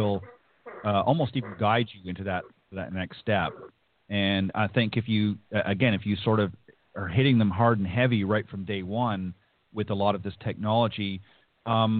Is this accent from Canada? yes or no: yes; Canada; now in Florida, United States; I'm from Canada